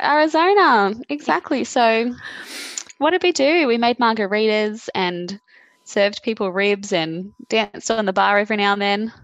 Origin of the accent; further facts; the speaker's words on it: Caringbah, New South Wales, Australia; Born and bred.